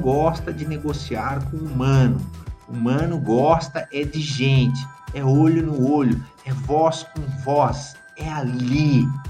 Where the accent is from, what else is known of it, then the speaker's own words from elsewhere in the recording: Varginha, Minas Gerais, Brazil; lá na minha cidade de Varginha